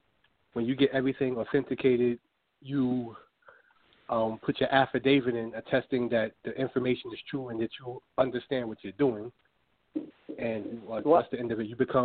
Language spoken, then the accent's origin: English; New York City, New York, United States; moved away; I'm actually from New York City. I don't live there right now